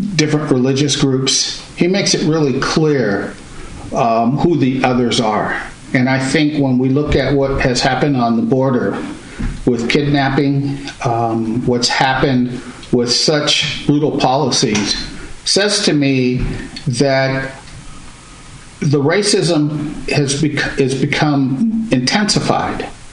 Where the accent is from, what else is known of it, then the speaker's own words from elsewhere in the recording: Pittsburg, California, United States; also born or lived in Concord, California; I grew up in Pittsburgh and Concord, California